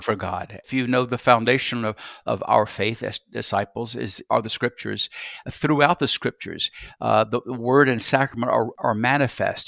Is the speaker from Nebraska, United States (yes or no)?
no; Columbus, Georgia, United States; moved away as an adult; also born or lived in Atlanta, Georgia / Alexandria, Louisiana; now in Memphis, United States; I'm Georgian. I'm from Georgia, from a city, Columbus, Georgia, about 100 miles south of Atlanta